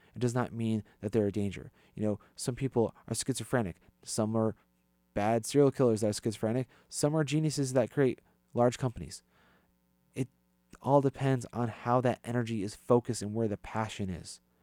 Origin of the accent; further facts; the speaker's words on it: East Hartford, Connecticut, United States; I grew up in East Hartford